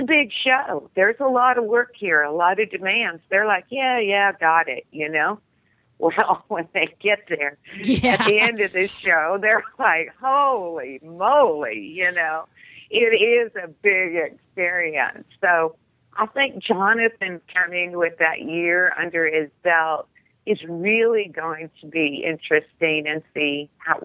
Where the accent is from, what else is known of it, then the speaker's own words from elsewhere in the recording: California, United States; moved away; originally I was from California, so I'm, you know, have this very vaquero background, you know, in California